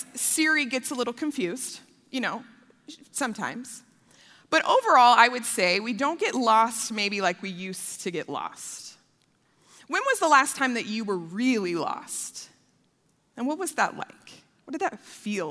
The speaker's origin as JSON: {"language": "English", "town": "Denver", "region": "Colorado", "country": "United States", "tie": "born or raised there", "said": "I am a proud Colorado native. I was born in Denver. I grew up on the south side of Denver"}